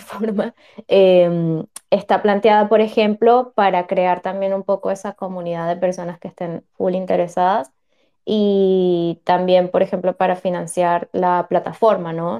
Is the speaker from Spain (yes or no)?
no; Venezuela; moved away; Yo también soy venezolana, también me fui de mi país